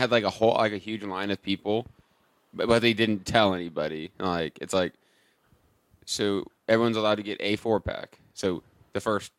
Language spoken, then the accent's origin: English; United States; As an American